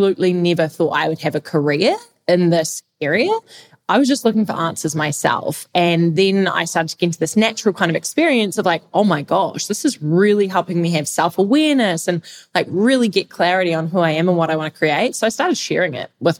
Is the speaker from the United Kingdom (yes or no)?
no; New Zealand; now in Lisbon, Portugal; I am actually from New Zealand. I'm a Kiwi right now.